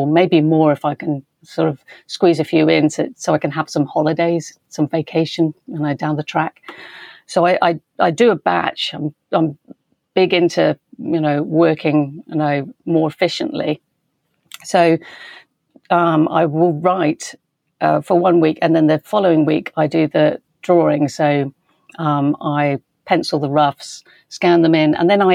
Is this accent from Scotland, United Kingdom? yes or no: no; West Country, South West England, United Kingdom; moved away; I grew up in the West Country